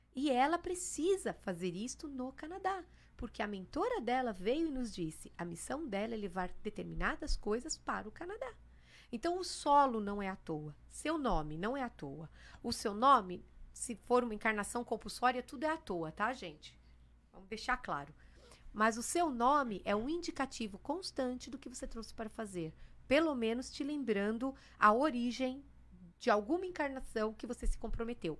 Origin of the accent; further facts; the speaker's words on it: São Paulo, Brazil; also born or lived in Santos; Eu tinha que viver em Santos. Mas eu não nasci em Santos, eu nasci em São Paulo, capital.